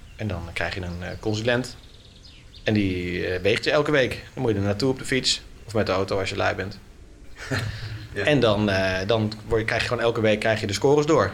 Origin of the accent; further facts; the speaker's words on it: Naarden-Bussum, North Holland, Netherlands; in de stad waar ik ben opgegroeid, in eh, Naardenbussen